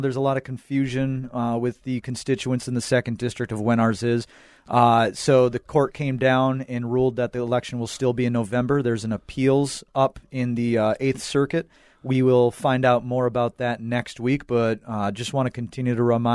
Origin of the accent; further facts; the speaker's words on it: Minnesota, United States; So born and raised in Minnesota, I was born and raised on those Minnesota values